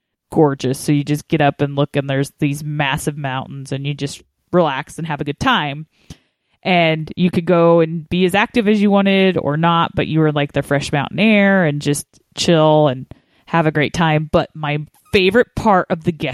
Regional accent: Colorado, United States; I grew up in Colorado

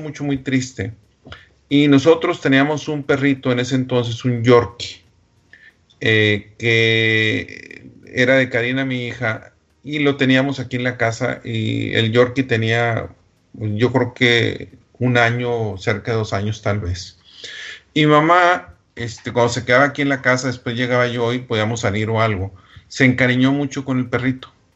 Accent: Delicias, Chihuahua, Mexico; moved away; Delicia, Chihuahua, de donde yo soy originario

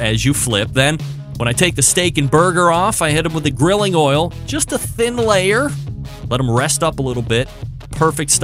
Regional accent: Saratoga Springs, New York, United States; born and raised in Saratoga Springs, New York

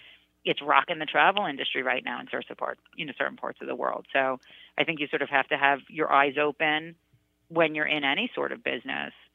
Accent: New York City, New York, United States; at 12, and as a New Yorker, I mean, my God, I was a Queens kid. I was a city girl.

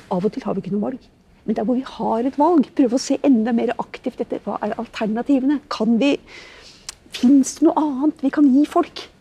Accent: Norway; oss norske som er her

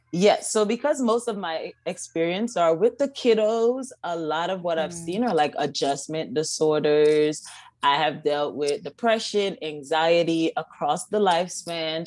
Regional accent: Kingston, Jamaica; now in United States; born and raised in Kingston, Jamaica

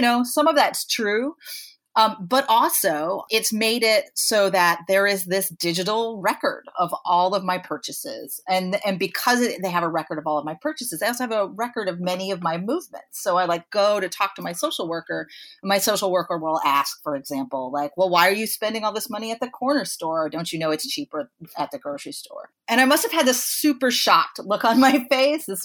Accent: Troy, New York, United States; in my hometown here in Troy, New York

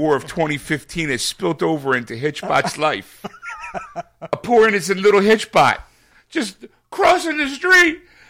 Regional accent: Philadelphia, Pennsylvania, United States; I kind of care more that it happened in Philly, because it's my hometown.

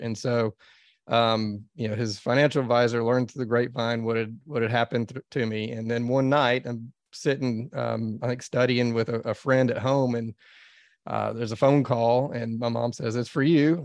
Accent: Dallas, Texas, United States; I grew up in Dallas, Texas

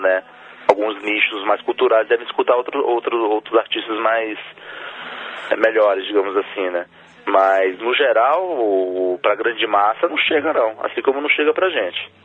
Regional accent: Brazil; Eu sou brasileiro, por isso, é, mas sou de origem chilena

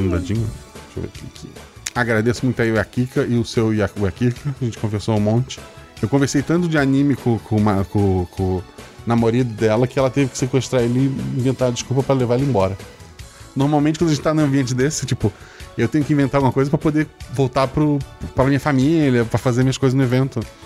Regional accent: Florianópolis, Santa Catarina, Brazil; Eu nasci em Florianópolis, que é uma ilha não isolada

